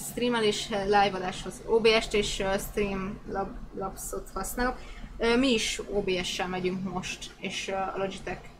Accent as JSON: {"language": "Hungarian", "town": "Szolnok", "region": "Jász-Nagykun-Szolnok", "country": "Hungary", "said": "Szolnoki találkozóról lemaradtam, pedig szolnoki vagyok."}